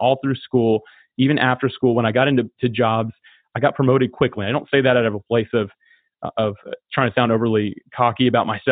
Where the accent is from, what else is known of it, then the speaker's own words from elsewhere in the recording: Florida, United States; I'm born and raised in Florida. I love it here